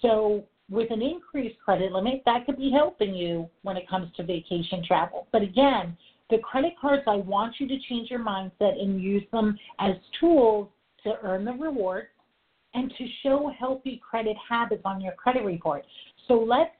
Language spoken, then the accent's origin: English; New York, United States; I am a New Yorker, I talk fast